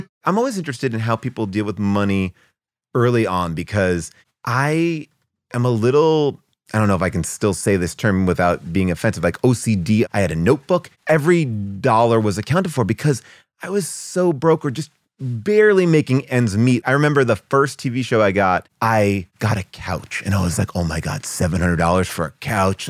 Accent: New York, United States; moved away as an adult; now in Los Angeles, United States; I'm a New York guy. I came from New York, grew up there

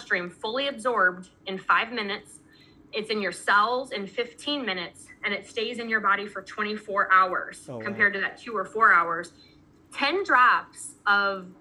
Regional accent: Missouri, United States; I'm from Missouri

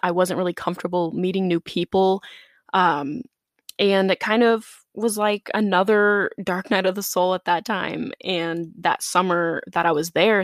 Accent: South Dakota, United States; moved away as an adult; also born or lived in Chicago; I grew up in South Dakota in a pretty small town, about ten thousand people

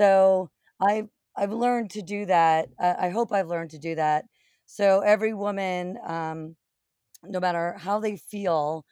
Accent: New Jersey, United States; I grew up in New Jersey, not far from the Short Hills Mall

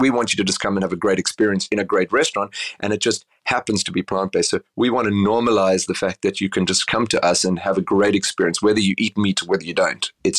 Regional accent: Cape Town, Western Cape, South Africa; So I grew up in Cape Town. I don't know if you've ever been to Cape Town, but it's a beautiful, sleepy city on the southern tip of Africa.

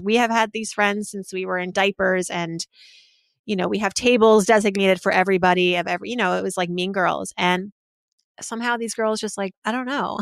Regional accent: Massachusetts, United States; middle school and elementary school, where I lived in Massachusetts

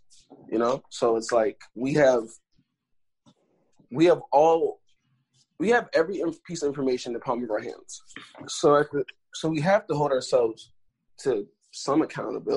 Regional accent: New York City, New York, United States; I grew up in Staten Island. I lived in the projects the first 6 years of my life

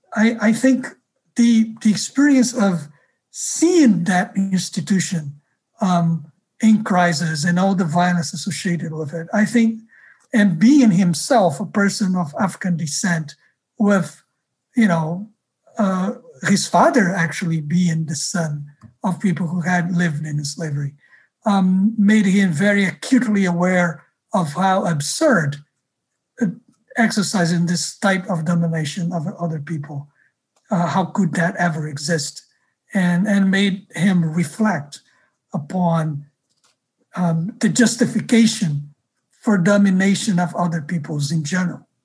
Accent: Rio de Janeiro, Brazil; moved away; I grew up in Rio

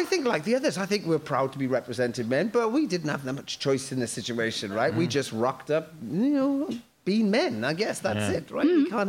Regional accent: Wales, United Kingdom; I'm from Wales.

